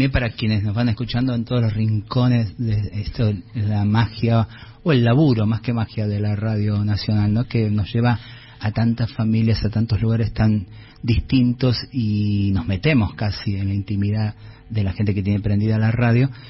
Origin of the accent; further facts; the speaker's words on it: Tilcara, Jujuy, Argentina; Yo vengo de Tilcara, y no lo voy a hacer largo, donde el, las estadísticas de suicidio de juventudes sigue siendo muy alta por el bullying